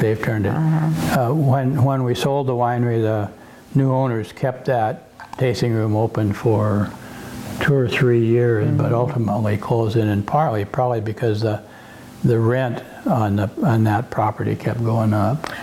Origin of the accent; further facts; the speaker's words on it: Yakima, Washington, United States; now in Oregon, United States; I grew, I grew up in Yakima